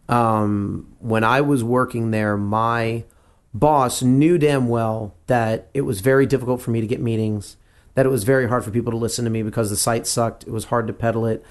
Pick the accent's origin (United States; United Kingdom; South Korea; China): United States; Texas; also born or lived in Louisiana; I grew up in Texas